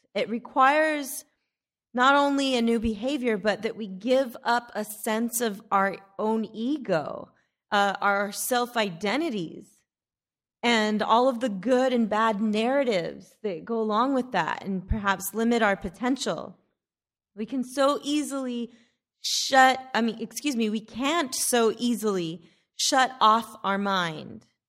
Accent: Odessa, Texas, United States; also born or lived in Alpine, Texas; When we moved to Odessa from Alpine, Texas, just in time for me to start fourth grade

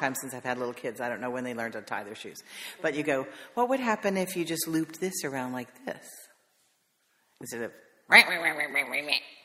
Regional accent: the Carolinas, United States; I'm from the Carolinas

